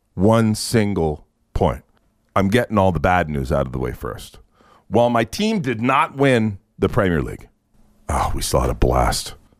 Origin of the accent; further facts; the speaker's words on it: England, United Kingdom; now in Canada; I am English